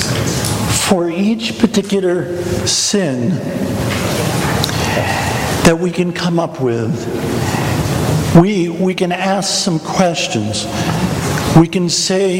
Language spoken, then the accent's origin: English; Kansas, United States; I'm from Kansas